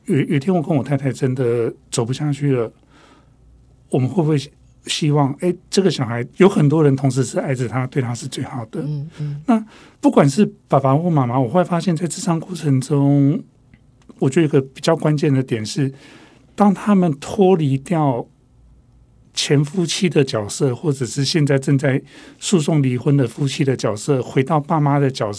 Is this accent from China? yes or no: no; Taiwan; first language Taiwanese Hokkien; 甚至于可能我的母语是台语